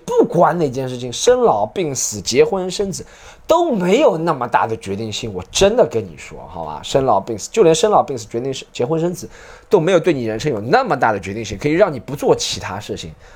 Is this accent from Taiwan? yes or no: no; China; 可是我们中国人暴躁点很多，不，中国人暴躁点很多。